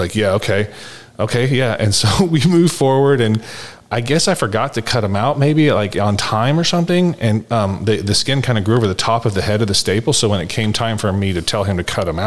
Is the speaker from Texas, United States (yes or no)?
yes; Dallas, Texas, United States; I was raised in the Highland Park United Methodist Church in Dallas